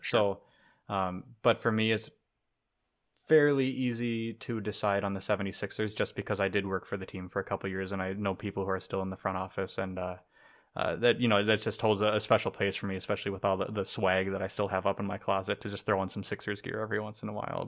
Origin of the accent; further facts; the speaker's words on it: Minnesota, United States; growing up in Minnesota